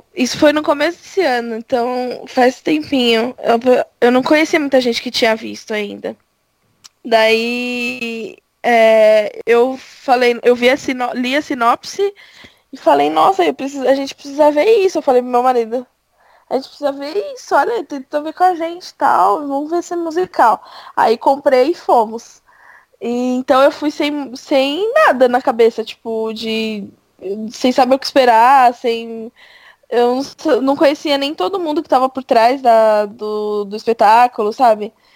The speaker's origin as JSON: {"language": "Portuguese", "region": "São Paulo", "country": "Brazil", "said": "sou de São Paulo."}